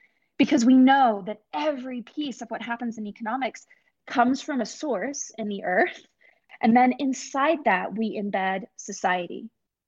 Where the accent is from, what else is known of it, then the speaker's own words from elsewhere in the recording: Scotland, United Kingdom; also born or lived in Middle East; now in United States; I'm from Scotland originally, and I grew up in the Middle East and moved to the US as a teenager.